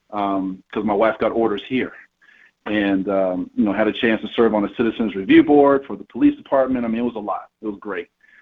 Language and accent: English; Atlanta, Georgia, United States; moved away as an adult; also born or lived in Key West; But I was born and raised in the Atlanta area in Georgia.